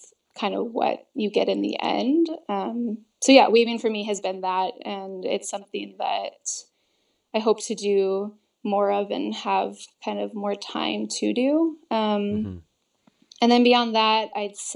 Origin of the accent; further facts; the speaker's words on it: United States; also born or lived in California / British Columbia; I'm American